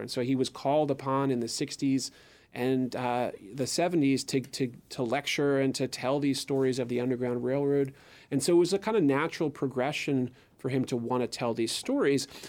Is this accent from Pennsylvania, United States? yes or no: yes; Philadelphia, Pennsylvania, United States; I'm a Philadelphian